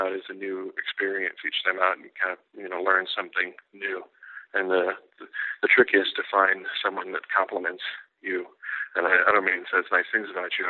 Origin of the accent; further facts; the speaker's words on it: Edinburg, Texas, United States; moved away as an adult; I grew up here in Edinburgh and recently moved back to Edinburgh after several years away from the Rio Grande Valley